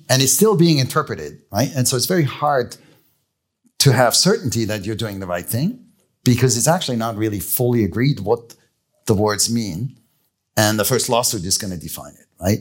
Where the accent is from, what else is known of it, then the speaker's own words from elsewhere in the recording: Switzerland; moved away; I grew up in Leesville.